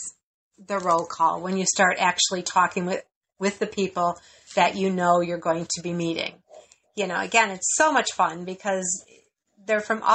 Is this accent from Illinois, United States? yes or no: yes; Chicago, Illinois, United States; We're from Chicago